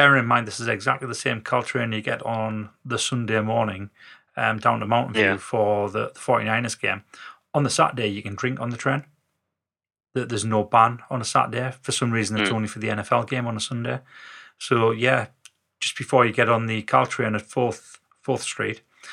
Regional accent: the north of England, United Kingdom; we were northerners

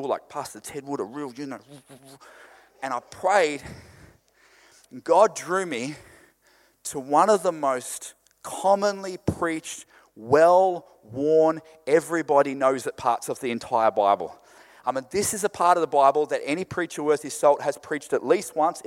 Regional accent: Queensland, Australia; I'm from Queensland. Everything's weird in Queensland.

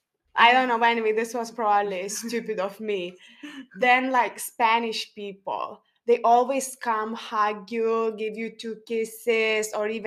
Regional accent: Lithuania; accent: Lithuanian; English is a second language; now in United Kingdom; my accent, okay, maybe because I speak too slow, and this is the common thing from Lithuanian people, they speak very slow.

